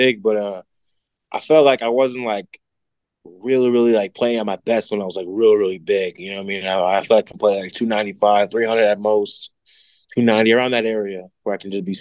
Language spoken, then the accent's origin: English; McKinney, Texas, United States; moved away; also born or lived in New Jersey; I moved from McKinney High to McKinney North, and I was missing all my friends from McKinney High